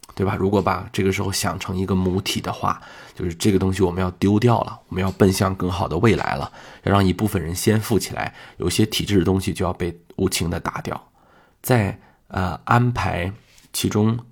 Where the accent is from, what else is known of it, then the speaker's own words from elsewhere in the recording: Shanxi, China; 我是一个山西人，我见过这样的黑煤窑